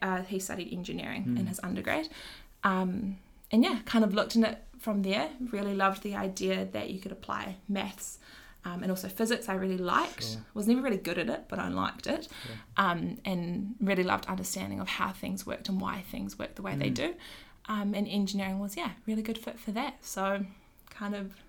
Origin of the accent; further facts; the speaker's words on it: Ashburton, Canterbury, New Zealand; moved away as an adult; also born or lived in Vietnam / Tauranga; now in Christchurch, New Zealand; I grew up in Hakatiri, Ashburton, so an hour down the road. Went to Ashburton High School there, Ashburton College there, then came here to Ōtautahi to study